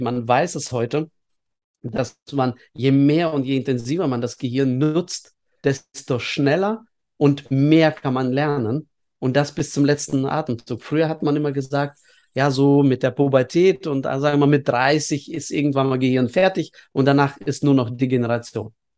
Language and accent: German; Estonia; now in Bielefeld, Germany; ich bin in der Sowjetunion aufgewachsen, äh, zum Glück in einem Teil Sowjetunions, was auch bis heute PISA-Land Nummer eins ist, was die Schulbildung anbetrifft. Das ist nämlich Estland